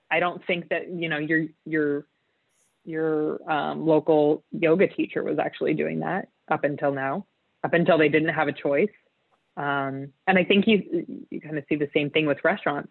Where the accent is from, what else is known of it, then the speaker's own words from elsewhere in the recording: Utah, United States; So I was I was raised in Utah, which is um, a state in the United States